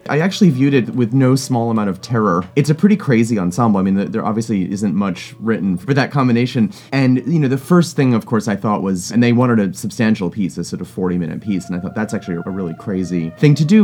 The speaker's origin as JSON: {"language": "English", "town": "Providence", "region": "Rhode Island", "country": "United States", "tie": "born or raised there", "also_born_or_lived": "Vermont"}